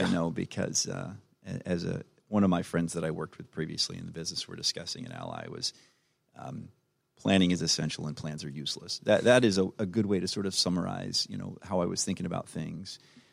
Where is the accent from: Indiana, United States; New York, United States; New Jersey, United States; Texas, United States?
New Jersey, United States; also born or lived in Florida / North Carolina; now in Atlanta, United States; I grew up in South Jersey outside of Philly. I lived in Florida for 12 years.